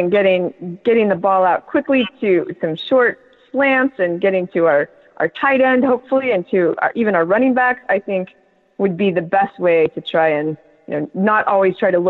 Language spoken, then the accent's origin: English; Colorado, United States; born or raised there; moved away; also born or lived in Wisconsin / South Carolina